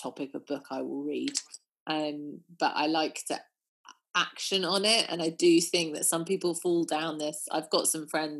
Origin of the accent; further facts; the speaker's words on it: New Forest, South East England, United Kingdom; also born or lived in Dorset; I grew up in the New Forest